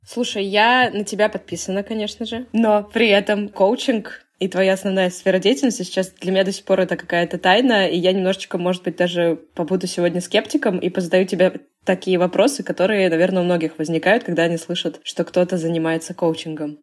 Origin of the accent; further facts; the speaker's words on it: Saint Petersburg, Russia; Я тоже из Питера